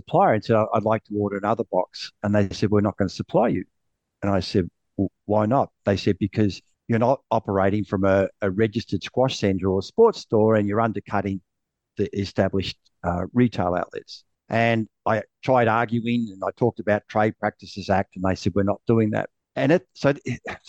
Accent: Sydney, New South Wales, Australia; I'm from Sydney, Australia.

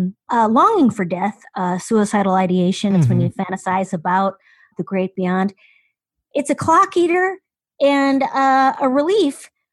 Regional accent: Midwest, United States; I am from the Midwest

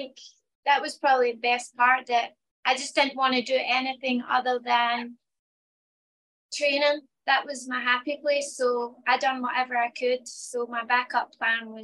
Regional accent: Scotland, United Kingdom; moved away; I'm from Scotland

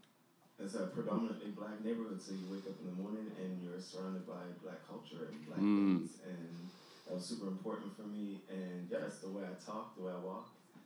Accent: East Preston, Nova Scotia, Canada; I am from East Preston.

